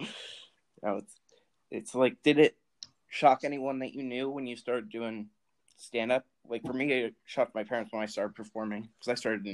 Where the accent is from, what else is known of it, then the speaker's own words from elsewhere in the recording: New Jersey, United States; And I think that's just like growing up in Jersey, I guess.